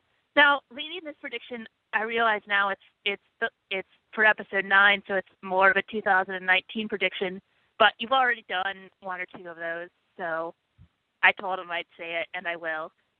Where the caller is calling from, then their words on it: New York City, New York, United States; Hey, Steele. … calling from New York City.